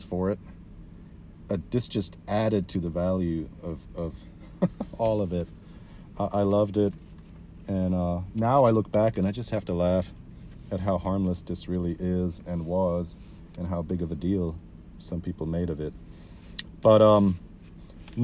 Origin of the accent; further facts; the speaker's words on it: Switzerland; I grew up in Switzerland.